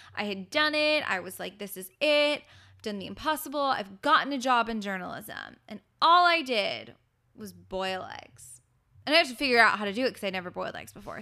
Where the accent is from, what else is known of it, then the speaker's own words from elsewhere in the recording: Los Angeles, California, United States; I'm from Los Angeles, my family's here